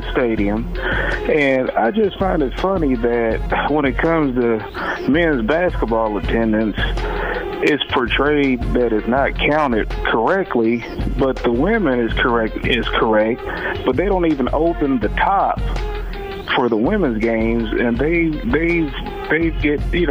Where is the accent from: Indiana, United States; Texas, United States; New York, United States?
Indiana, United States; Jeffersonville; I'm from Jeffersonville